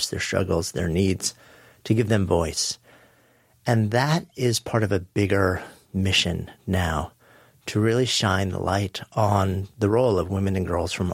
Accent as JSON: {"language": "English", "region": "outside of New York", "country": "United States", "tie": "born or raised there", "said": "I grew up outside of New York, just, you know, a suburb of the city"}